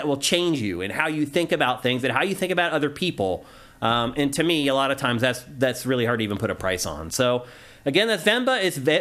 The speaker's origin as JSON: {"language": "English", "town": "Carlisle", "region": "Pennsylvania", "country": "United States", "tie": "born or raised there", "moved": "yes", "said": "my hometown of Carlisle, PA"}